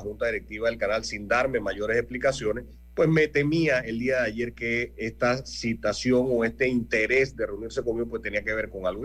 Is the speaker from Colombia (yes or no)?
no; Panama; somos todos los panameños